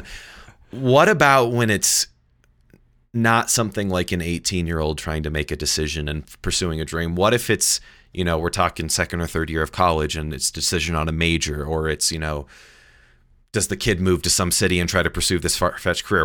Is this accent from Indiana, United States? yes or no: yes; Indianapolis, Indiana, United States; also born or lived in New York; I grew up in Indianapolis, and I was six years old